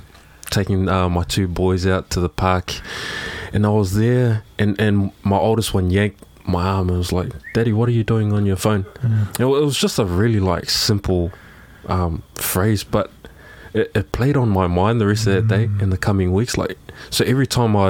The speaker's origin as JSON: {"language": "English", "region": "Auckland", "country": "New Zealand", "said": "I'm a dude from South Auckland."}